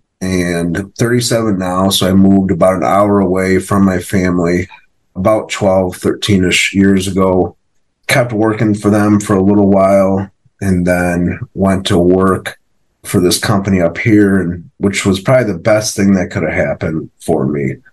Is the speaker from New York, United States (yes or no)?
yes; Rochester, New York, United States; I'm from Rochester, New York, upstate New York. I own a couple businesses up here